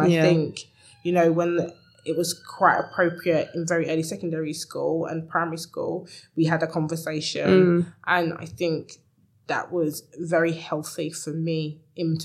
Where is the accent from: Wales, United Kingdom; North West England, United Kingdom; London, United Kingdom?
London, United Kingdom; I grew up in East London.